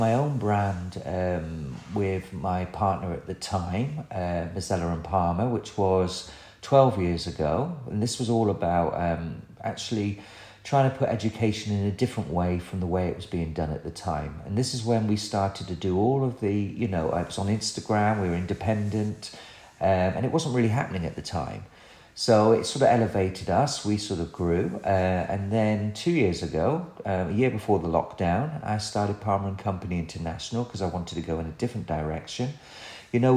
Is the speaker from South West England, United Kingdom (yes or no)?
yes; Somerset, South West England, United Kingdom; accent: West Country twang; moved away as an adult; also born or lived in Birmingham; because I'm from Somerset, which you can probably hear in my voice